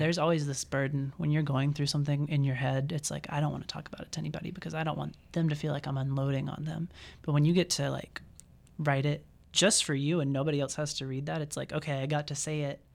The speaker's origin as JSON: {"language": "English", "region": "Mississippi", "country": "United States", "moved": "as an adult", "lives_now": "Iowa, United States", "said": "I'm from Mississippi"}